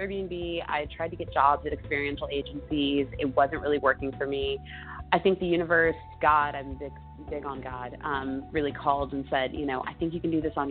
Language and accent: English; Los Angeles, California, United States; moved away as an adult; also born or lived in Chicago / San Francisco / New York / Atlanta; I grew up in North Hollywood